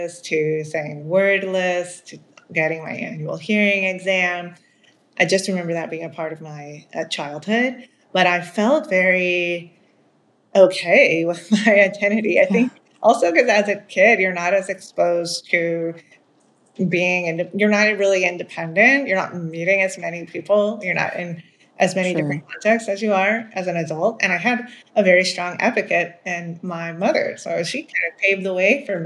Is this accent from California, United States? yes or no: no; Maryland, United States; first language Spanish; English is a second language; I grew up in Maryland in the United States.